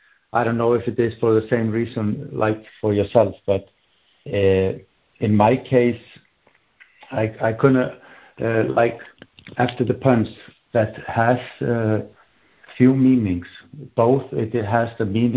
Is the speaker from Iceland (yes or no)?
yes; Iceland; also born or lived in Berlin, Germany / Bergen, Norway; now in Oslo, Norway; I am also from Iceland